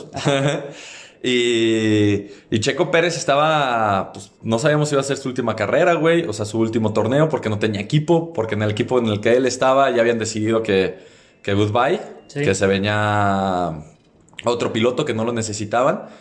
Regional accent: Mexico; somos mexicanos

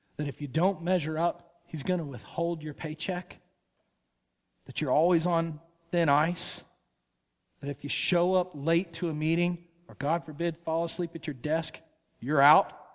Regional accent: Woodstock, Georgia, United States; I grew up in Woodstock, Georgia

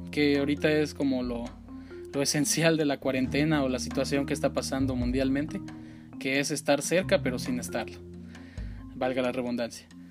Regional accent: Mexico; soy originario de México

